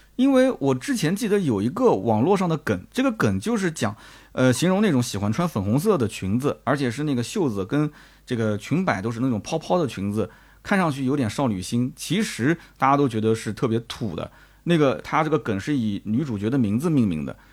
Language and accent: Chinese; China; 我们中国人来讲